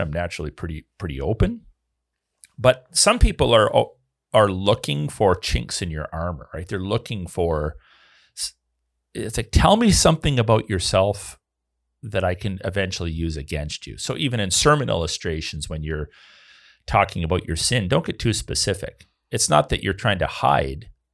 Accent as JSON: {"language": "English", "country": "Canada", "said": "I'm a Canadian"}